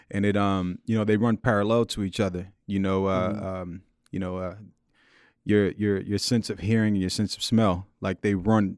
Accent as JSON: {"language": "English", "town": "Queens", "region": "New York", "country": "United States", "tie": "born or raised there", "said": "Born and raised in Queens, in Jamaica, Queens, South Jamaica, Queens. Just like everybody from Queens, I grew up loving"}